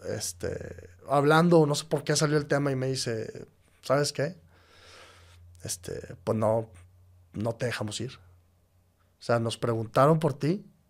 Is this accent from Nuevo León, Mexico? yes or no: yes; Monterrey, Nuevo León, Mexico; yo nací aquí en Monterrey.